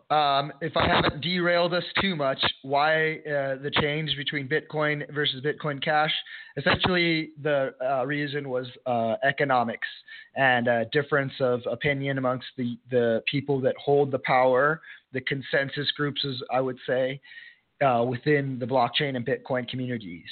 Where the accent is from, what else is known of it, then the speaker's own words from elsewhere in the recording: El Paso, Texas, United States; El Paso, Texas, my hometown